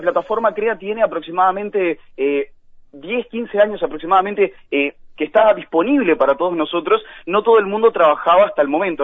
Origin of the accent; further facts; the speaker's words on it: Florida, Uruguay; yo soy de Florida